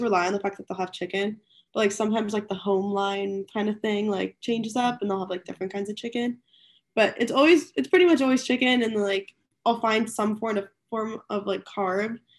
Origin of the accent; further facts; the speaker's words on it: outside of Philadelphia, Pennsylvania, United States; moved away as an adult; now in Greenville, United States; I'm from, like, a little bit outside of Philly